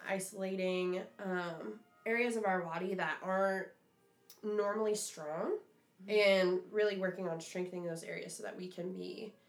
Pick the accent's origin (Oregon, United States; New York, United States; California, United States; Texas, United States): Oregon, United States; Grants Pass; I'm from Grants Pass, by the way. That's in Southern Oregon.